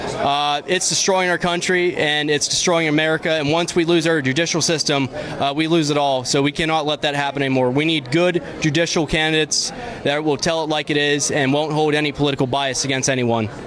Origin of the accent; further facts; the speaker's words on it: Butler County, Pennsylvania, United States; I'm from Butler County, Pennsylvania, where I am a precinct committee man for Winfield Township